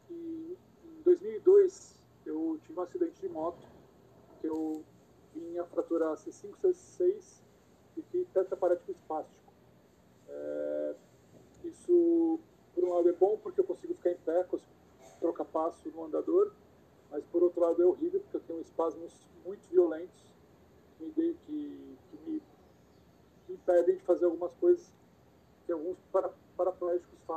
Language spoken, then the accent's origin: Portuguese; Santos, São Paulo, Brazil; also born or lived in Rio de Janeiro / Bahia; Eu nasci em Santos, é, meu pai era, era técnico de instrumentação e ele para onde ele viajava, a gente viajava. Então morei pouquinho tempo no Rio, morei um tempo no interior de São Paulo, morei um bom tempo na Bahia, voltei para Santos